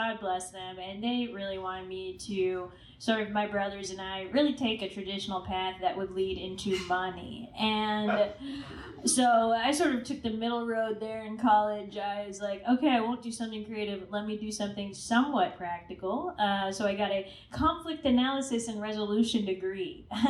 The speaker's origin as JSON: {"language": "English", "region": "Virginia", "country": "United States", "tie": "born or raised there", "also_born_or_lived": "Pakistan / South Carolina", "accent": "Southern", "said": "I was in Virginia, the suburbs of Virginia."}